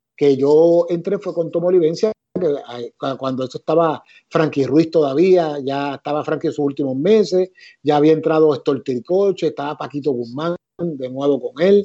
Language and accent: Spanish; Ponce, Puerto Rico; moved away as an adult; also born or lived in Boston; yo soy nacido y criado en Ponce